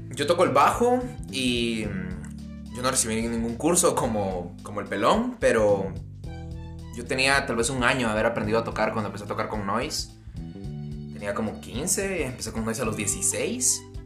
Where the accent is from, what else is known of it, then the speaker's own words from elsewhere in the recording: Amatitlán, Guatemala Department, Guatemala; nosotros somos de Matitlán, que está como un poco lejos de la capital